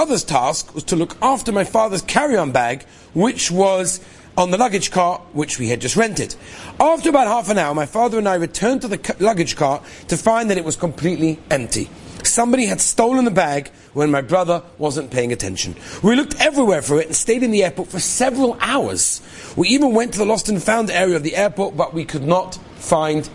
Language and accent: English; Los Angeles, California, United States; I grew up in Los Angeles, California